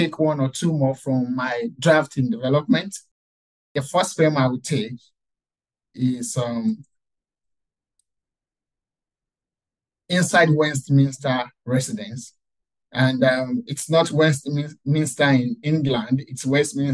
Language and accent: English; Nigeria; moved away as an adult; I still visit Nigeria, I still visit my hometown